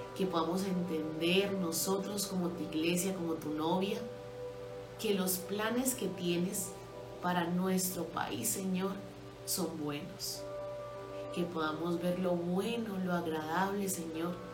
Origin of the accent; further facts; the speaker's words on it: Colombia; somos colombianos